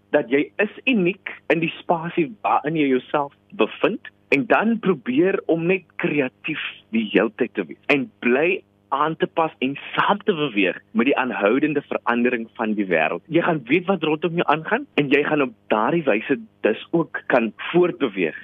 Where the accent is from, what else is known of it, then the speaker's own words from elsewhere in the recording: Paarl, Western Cape, South Africa; first language Afrikaans; in my graad 12 jaar as ek toe nou daar by die New Orleans Sekondêre Skool in Parel